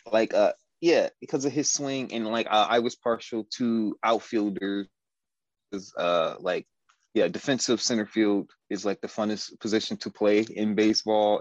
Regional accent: Detroit, Michigan, United States; I grew up on the west side of Detroit in the 90s

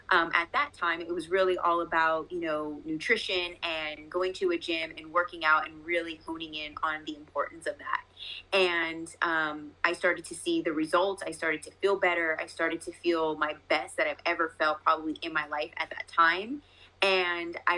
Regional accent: Las Vegas, Nevada, United States; So I am born and raised in Las Vegas, still my home.

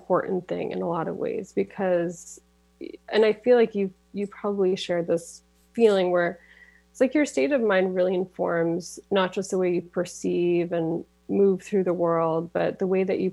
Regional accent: Massachusetts, United States; moved away as an adult; now in Auburn, United States; I went to my home state of Massachusetts

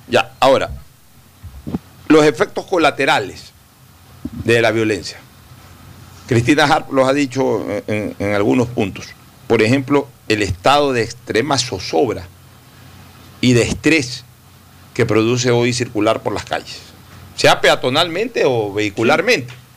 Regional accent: Guayaquil, Guayas, Ecuador; moved away; mi ciudad natal, que ahora sea para mí una ciudad de tránsito los fines de semana

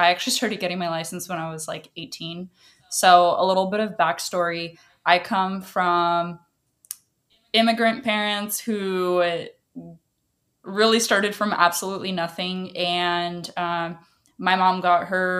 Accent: Washington, United States; first language Russian; English is a second language; I was born here, but my native language was Russian. So I didn't even know English until I was pretty much like in second grade

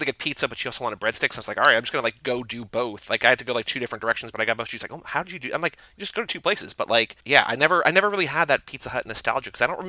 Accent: New Jersey, United States; now in Texas, United States; Like, growing up in New Jersey, good pizza's always been around, so I've never had to, so we always just had, like, pizzeria pizza. When we moved to Texas

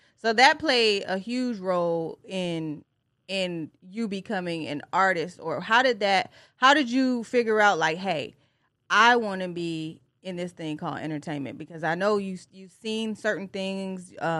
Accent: Tennessee area, United States; also born or lived in Detroit, Michigan; I was raised in the Tennessee area, but I'm from Detroit.

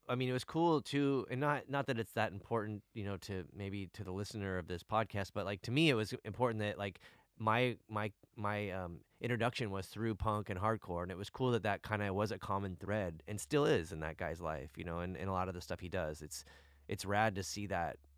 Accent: San Diego, California, United States; we're from San Diego

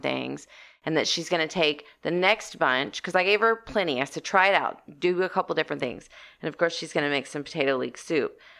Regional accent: Texas, United States; I'm from Texas

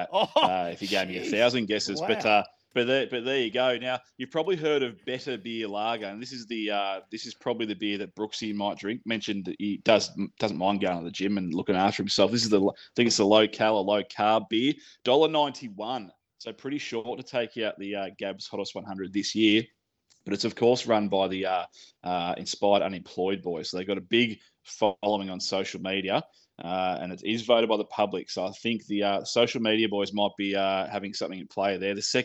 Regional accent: Sydney, New South Wales, Australia; born or raised there

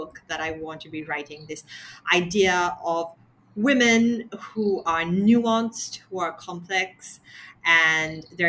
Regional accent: Sri Lanka; growing up in Sri Lanka

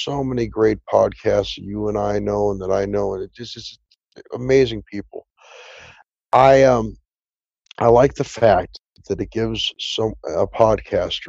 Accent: Southern California, United States; I grew up in Southern California, and I did acting as a child

